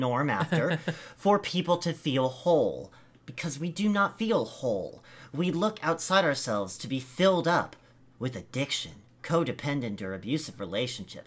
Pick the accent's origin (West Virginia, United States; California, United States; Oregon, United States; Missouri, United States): Oregon, United States; Eugene; my hometown